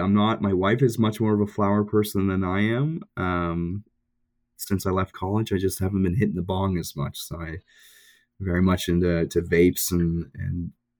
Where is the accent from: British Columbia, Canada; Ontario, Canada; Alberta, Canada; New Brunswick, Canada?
Ontario, Canada; Yeah, I'm originally from Ontario.